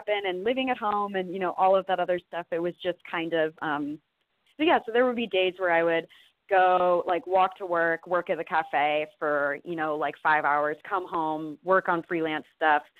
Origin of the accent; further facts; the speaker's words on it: Baltimore, Maryland, United States; I was born and raised in Baltimore